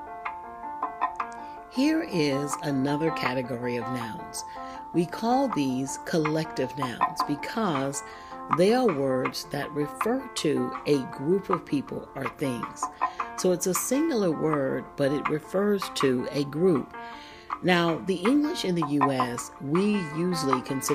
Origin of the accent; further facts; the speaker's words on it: Florida, United States; Florida, my home state